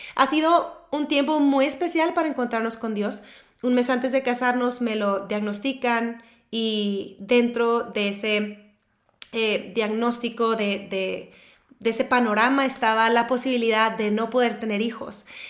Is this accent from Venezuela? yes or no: no; Monterrey, Nuevo León, Mexico; soy de Monterrey, México